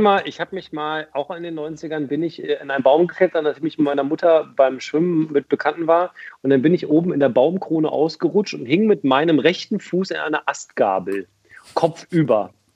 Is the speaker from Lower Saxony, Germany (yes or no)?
yes; Hildesheim, Lower Saxony, Germany; Ich bin in Hildesheim aufgewachsen